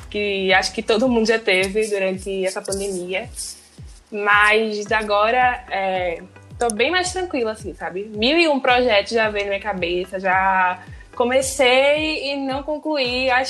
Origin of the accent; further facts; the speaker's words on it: Recife, Pernambuco, Brazil; Pernambuco mesmo, acho Recife é as duas, na verdade.